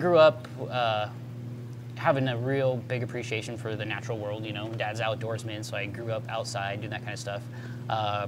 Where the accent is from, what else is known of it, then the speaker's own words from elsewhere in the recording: Southern California, United States; I grew up in Southern California, so I had the ocean there